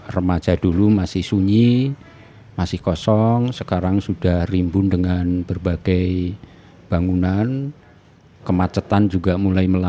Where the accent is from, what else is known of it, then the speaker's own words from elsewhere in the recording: Sukabumi, West Java, Indonesia; born there; Saya lahir di Sukabumi meskipun kedua orang tua saya berasal dari Sleman, Jogja.